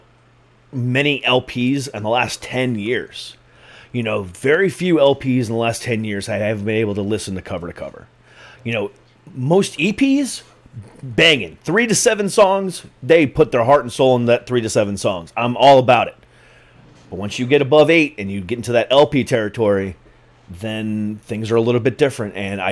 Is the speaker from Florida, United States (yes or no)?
yes; Florida, United States; moved away as an adult; also born or lived in Lorain, Ohio, United States; now in Northern Virginia, United States; I was actually born in Lorain. I was born 2 blocks away from Lake Erie. Lived there until I was 8 and moved to Florida from then.